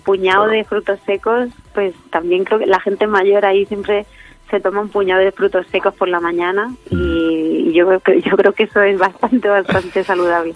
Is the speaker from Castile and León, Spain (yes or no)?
no; Letur, Castilla-La Mancha, Spain; en mi pueblo donde me he criado, en Letún, en la Sierra del Segura de Albacete